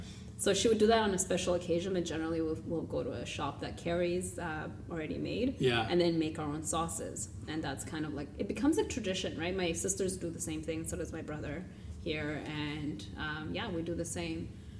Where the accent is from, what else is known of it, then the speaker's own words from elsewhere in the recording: Toronto, Ontario, Canada; moved away as an adult; So 5 years ago, I moved from Toronto. My experience living there for 20 years was that accessibility. And it took, I think it's timing. You know, mm-hmm. I grew up there, so I also learned where to go, which neighborhoods.